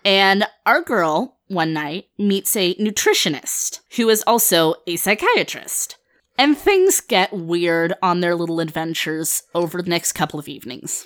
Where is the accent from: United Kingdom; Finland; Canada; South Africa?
Finland; I'm from Finland. My family is Finnish